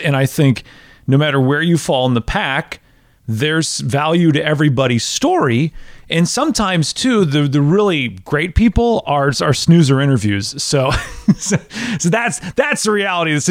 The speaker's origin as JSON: {"language": "English", "region": "Wisconsin", "country": "United States", "tie": "born or raised there", "moved": "yes", "lives_now": "Tennessee, United States", "said": "We're both from the same region of Wisconsin. She grew up, you know, a half hour away from where I grew up in Wisconsin"}